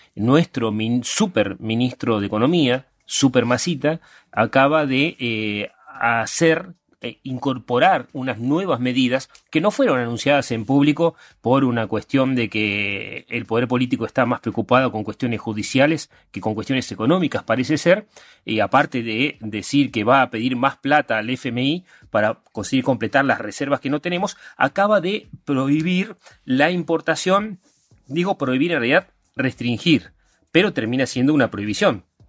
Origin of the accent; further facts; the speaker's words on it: Argentina; sobre todo somos argentinos